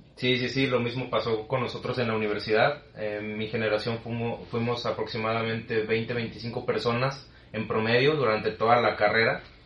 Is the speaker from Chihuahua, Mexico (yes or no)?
no; Tabasco, Mexico; also born or lived in Mexico City; now in Monterrey, Mexico; Yo vengo de Tabasco